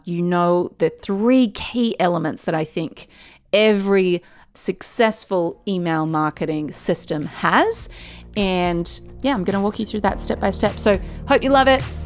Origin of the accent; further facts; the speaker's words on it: Newcastle, New South Wales, Australia; moved away as an adult; now in Sydney, Australia; Newcastle is where I've lived my whole life